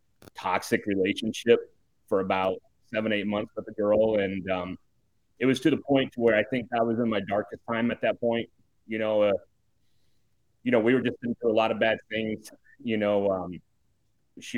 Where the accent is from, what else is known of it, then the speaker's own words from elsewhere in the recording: Iowa, United States; I grew up in Iowa.